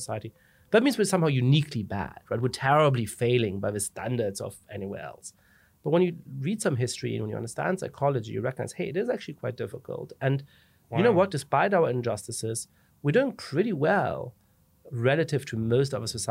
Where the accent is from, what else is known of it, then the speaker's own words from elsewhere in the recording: Germany; moved away as an adult; also born or lived in England / Italy / France; now in United States; I ended up growing up in Germany